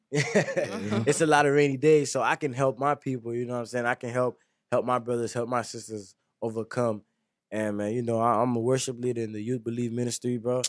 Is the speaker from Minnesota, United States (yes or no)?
no; Lake Worth, Florida, United States; I was raised in Lake Griff